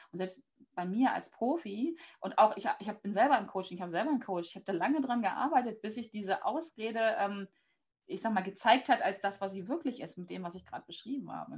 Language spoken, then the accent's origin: German; Hanover, Lower Saxony, Germany; Also ich bin aus Hannover und lebe am mhm. Stadtrand von Hannover